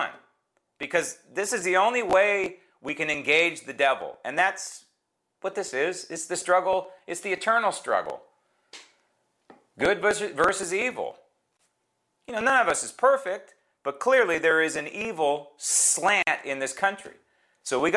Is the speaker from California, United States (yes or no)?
yes; San Francisco, California, United States; that is my hometown